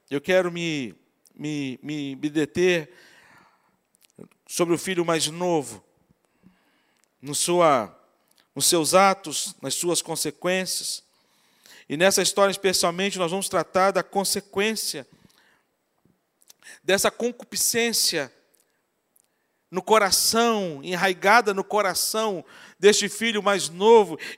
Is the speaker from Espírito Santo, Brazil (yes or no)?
yes; Espírito Santo, Brazil; now in Rio de Janeiro, Brazil; Eu que vim do Espírito Santo para o Rio de Janeiro, para andar aqui no Rio de Janeiro sem GPS, para mim era terrível.